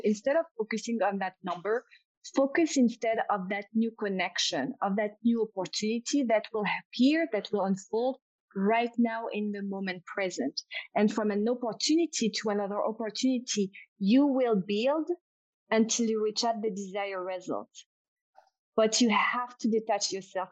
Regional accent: France; accent: French; English is a second language; my French accent

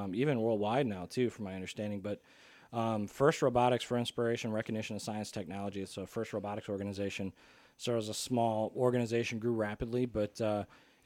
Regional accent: Pontiac, Michigan, United States; most of my like school years were in Pontiac schools, grew up downtown Pontiac

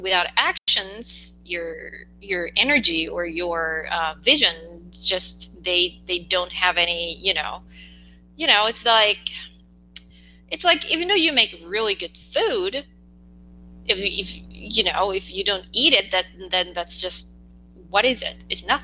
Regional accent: South Korea; English is a second language; English is not my first language

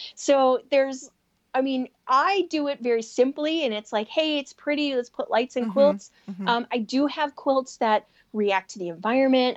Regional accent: Chicago, Illinois, United States; Growing up in Chicago

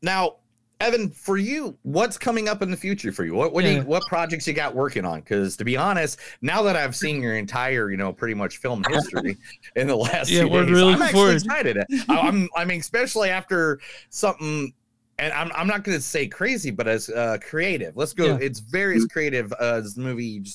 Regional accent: Chicago, Illinois, United States; moved away as an adult; also born or lived in Indiana / Kansas City; now in Tulsa, United States; I'm from Chicago area

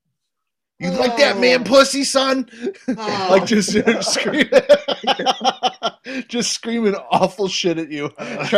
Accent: Cleveland, Ohio, United States; I'm from Cleveland

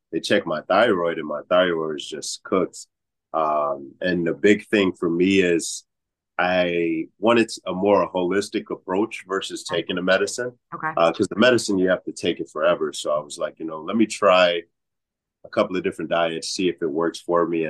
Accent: Atlanta, Georgia, United States; now in Chicago, United States; I was actually born in Atlanta

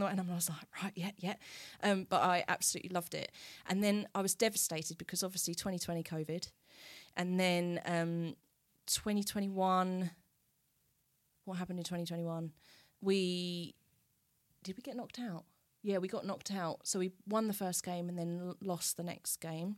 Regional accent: Southminster, East of England, United Kingdom; also born or lived in Colchester; we went back to Southminster, which is where I then grew up, um, and still live.

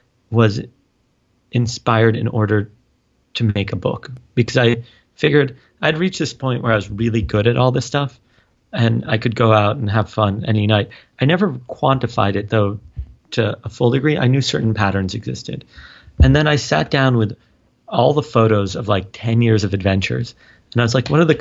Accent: New York City, New York, United States; also born or lived in Israel; I grew up on the Upper West Side of Manhattan and then also in Israel. My parents live there now, and I would spend the summers there

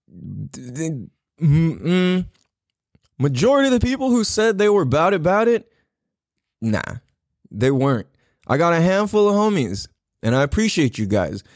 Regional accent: San Diego, California, United States; born or raised there; moved away

